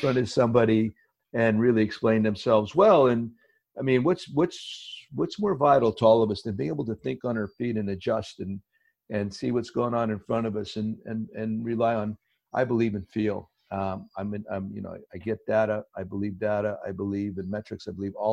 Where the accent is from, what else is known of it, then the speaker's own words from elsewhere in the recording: Hazleton, Pennsylvania, United States; moved away; Coal region, northeastern Pennsylvania. I had grown up there.